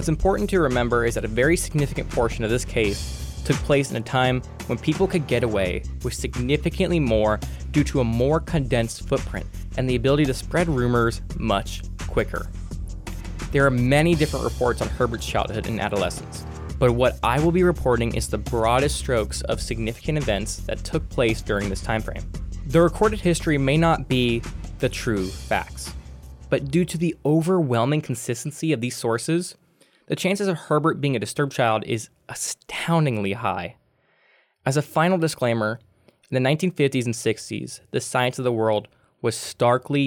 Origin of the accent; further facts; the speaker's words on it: Westfield, Indiana, United States; my hometown of Westfield